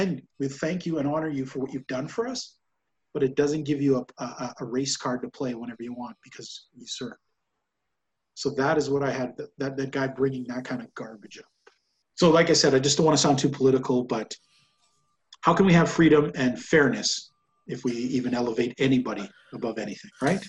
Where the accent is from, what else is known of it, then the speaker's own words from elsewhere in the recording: Canada; I noticed that as a Canadian